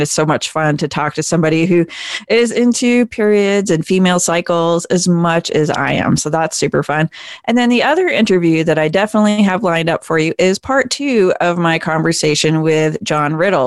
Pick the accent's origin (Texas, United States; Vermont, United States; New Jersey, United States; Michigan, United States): Vermont, United States; I grew up in Vermont